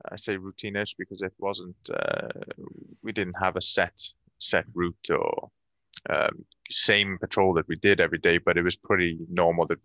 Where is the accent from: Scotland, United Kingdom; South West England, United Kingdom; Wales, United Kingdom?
Wales, United Kingdom; Cardiff; moved away; Cardiff. I'm from I'm from Wales, Cardiff. Yeah. Uh, Cardiff is the capital city of Wales